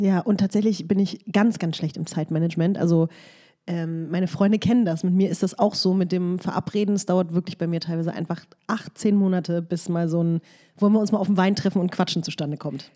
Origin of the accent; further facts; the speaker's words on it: Berlin, Germany; in meiner Heimatstadt